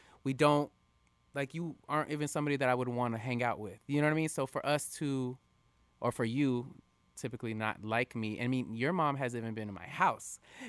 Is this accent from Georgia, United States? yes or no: no; West Palm Beach, Florida, United States; West Palm.